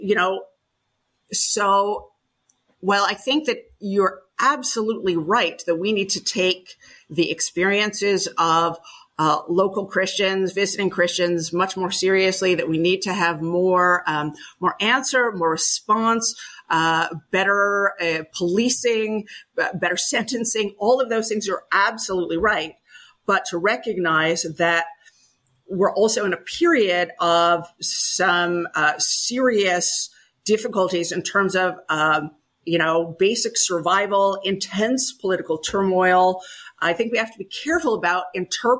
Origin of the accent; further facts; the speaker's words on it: Canada; moved away as an adult; now in Israel; I grew up in Canada.